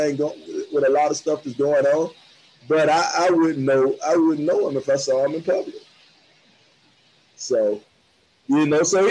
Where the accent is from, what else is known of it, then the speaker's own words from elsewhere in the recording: Georgia, United States; I'm from Georgia